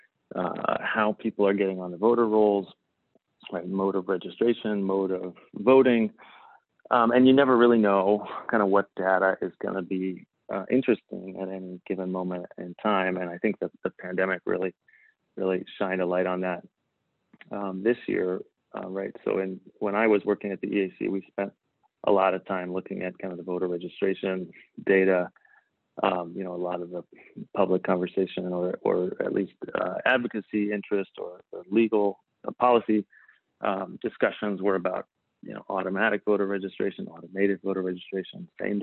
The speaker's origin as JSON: {"language": "English", "town": "Spokane", "region": "Washington", "country": "United States", "tie": "born or raised there", "moved": "yes", "said": "growing up in Spokane, Washington"}